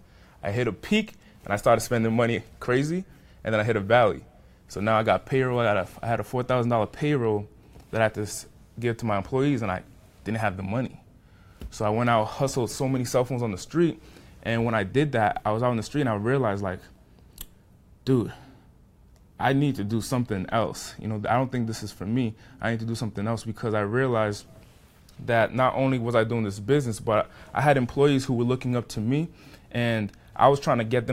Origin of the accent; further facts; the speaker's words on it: Pawtucket, Rhode Island, United States; I was growing up in Pawtucket, Rhode Island